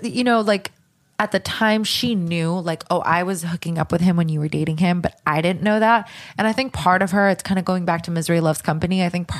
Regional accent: Minnesota, United States; now in Los Angeles, United States; we're both from Minnesota.

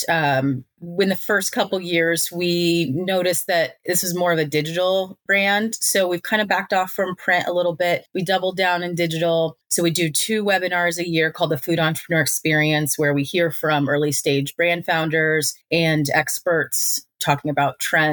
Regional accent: Kansas City, Missouri, United States; I'm from Kansas City

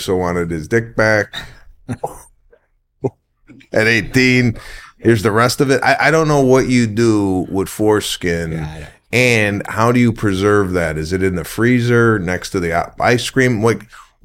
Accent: Arlington Heights, Illinois, United States; from Chicago, my hometown. I'm actually from Arlington Heights

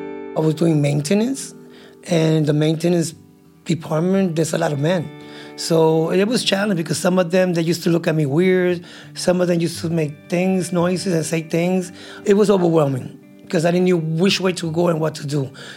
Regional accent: New York City, New York, United States; I was born and raised in the South Bronx.

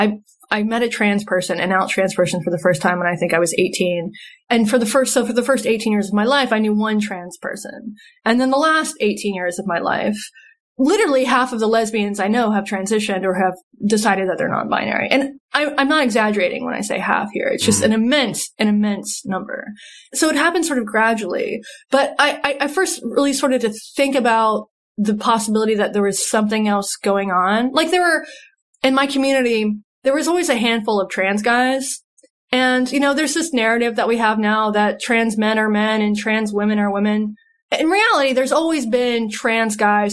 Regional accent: North Carolina, United States; also born or lived in Seattle; I'm from North Carolina. This has happened in small towns in North Carolina that I've lived

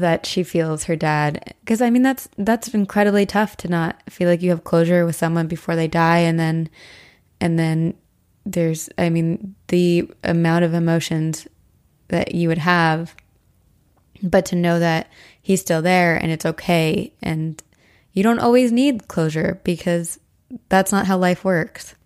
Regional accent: Brandenburg, New Jersey, United States; where I grew up in Brandenburg, New Jersey

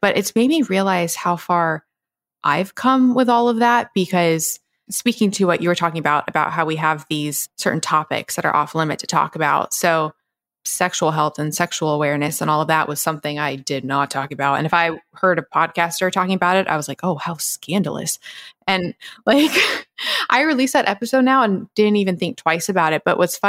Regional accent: the South, United States; growing up in the South, girls, we didn't go to gynecologists.

